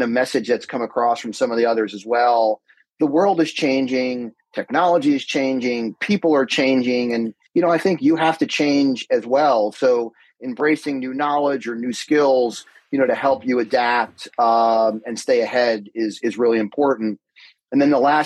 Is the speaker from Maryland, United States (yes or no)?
no; Summit, New Jersey, United States; also born or lived in Madison, New Jersey; I'm born and bred in New Jersey, grew up in Summit.